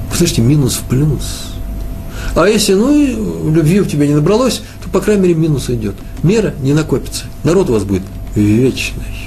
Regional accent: Moscow, Russia; Я из Москвы.

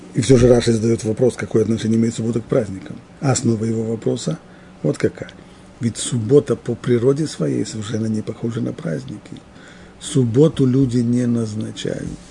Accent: near Moscow, Moscow Oblast, Russia; В детстве я жил под Москвой

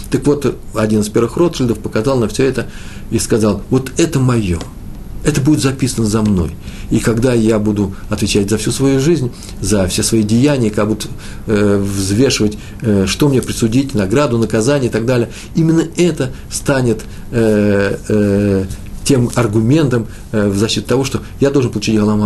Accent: Moscow, Russia; приезжали раввины к нам в Москву, я из Москвы

